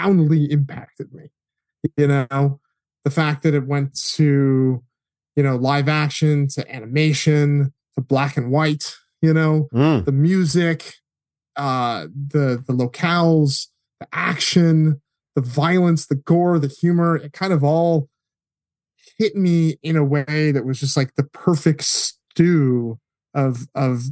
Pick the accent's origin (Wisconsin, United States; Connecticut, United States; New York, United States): Connecticut, United States; I grew up in Connecticut, which is about as far away from Hollywood as you can